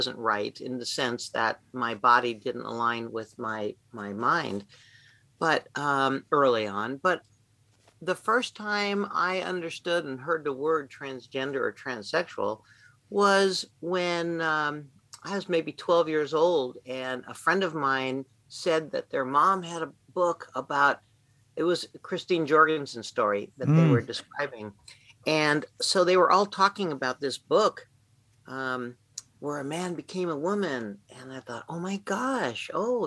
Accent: Arizona, United States; I grew up in Arizona

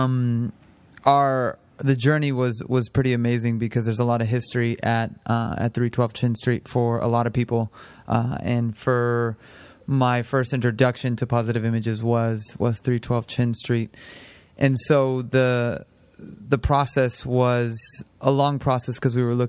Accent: San Francisco, California, United States; now in Sonoma County, United States; I'm originally from San Francisco

